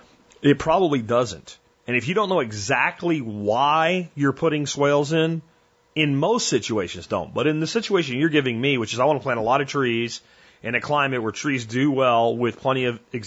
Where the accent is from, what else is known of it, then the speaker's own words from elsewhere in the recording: Pottsville, Pennsylvania, United States; I'm from central to eastern central Pennsylvania. I'm from a place called Schuylkill County, Pottsville, which is known for Yingling beer